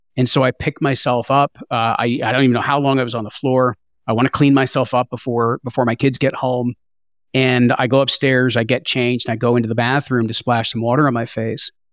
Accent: New Jersey, United States; I grew up in New Jersey

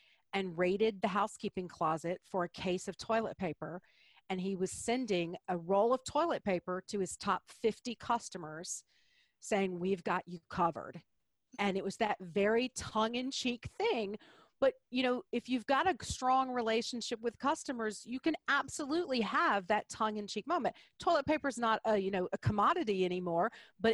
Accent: Deep South, United States; I'm from the Deep South

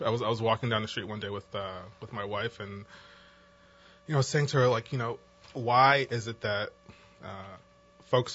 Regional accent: New Jersey, United States; moved away as an adult; also born or lived in Virginia; now in New Orleans, United States; as you can tell by my accent, I did not grow up in New Orleans. I actually grew up in New Jersey

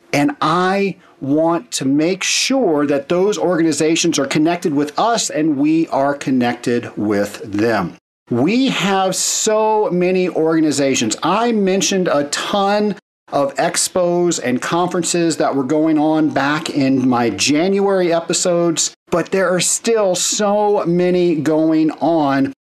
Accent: Atlanta, Georgia, United States; my hometown of Atlanta.

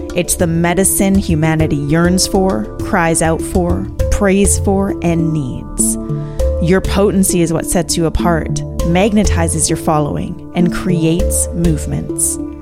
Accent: Vancouver, British Columbia, Canada; my hometown of Vancouver, B C

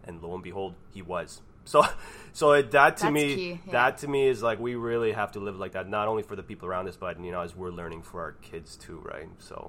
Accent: Canada; I'm Canadian.

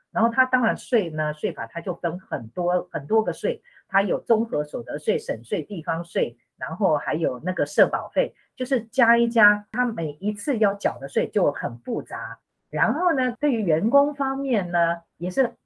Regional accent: Taipei, Taiwan; moved away as an adult; now in Rome, Italy; 我在台北市出生，我是意大利的会计师，还有兼侨务顾问

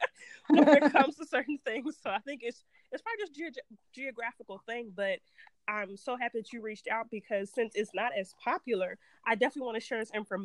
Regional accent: Texas, United States; I'm from Texas, and down here in the South

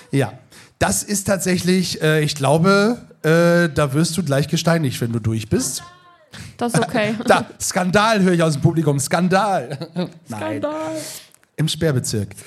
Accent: Northern Germany, Germany; Aber ich bin ja auch Norddeutscher. Dafür kenne ich Lapskaus.

